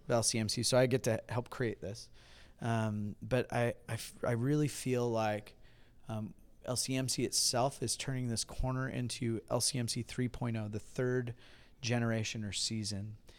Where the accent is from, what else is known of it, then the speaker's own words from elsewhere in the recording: Huntington Beach, California, United States; moved away as an adult; now in Hudson, United States; I'm originally from Hiney Beach, California